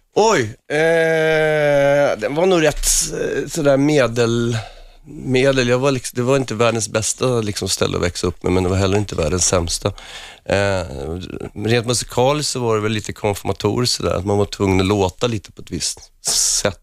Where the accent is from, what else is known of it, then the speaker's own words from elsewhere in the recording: Huddinge, Stockholm County, Sweden; moved away as an adult; Jag var inte så ung när jag lämnade Huddinge